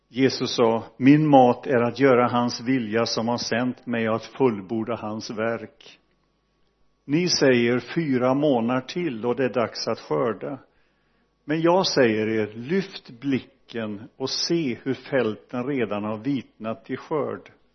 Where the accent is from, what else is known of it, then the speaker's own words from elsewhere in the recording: Donsö, Västra Götaland, Sweden; jag växte upp i Donsö missionsförsamling